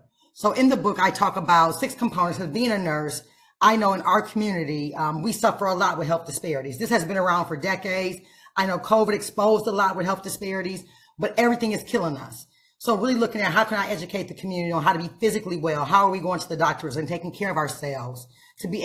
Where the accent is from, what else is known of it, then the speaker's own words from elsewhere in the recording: Toledo, Ohio, United States; I'm raised 1 of 5 in the inner city. I'm from Toledo, Lucas County in a building.